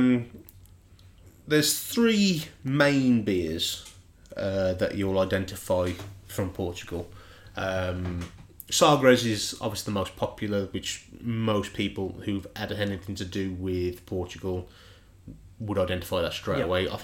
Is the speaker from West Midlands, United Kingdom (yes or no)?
yes; Black Country, West Midlands, United Kingdom; accent: Dudley; moved away; where I grew up in the Black Country